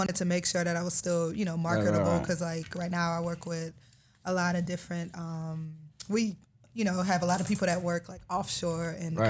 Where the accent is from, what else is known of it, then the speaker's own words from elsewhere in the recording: Boutte, Louisiana, United States; now in McDonough, United States; So I'm originally from Louisiana, so a city called Bootsy, Louisiana, right outside New Orleans. And currently, I'm living in McDonough.